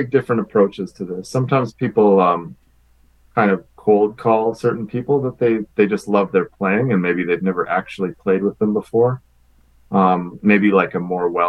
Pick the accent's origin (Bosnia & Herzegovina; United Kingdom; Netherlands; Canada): Canada; Winnipeg, Manitoba; I grew up in Winnipeg